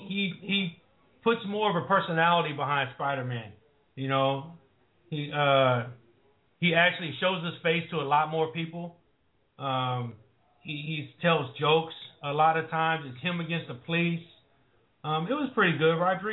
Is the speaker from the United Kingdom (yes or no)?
no; Jamaica; Yeah, I'm a Jamaican man.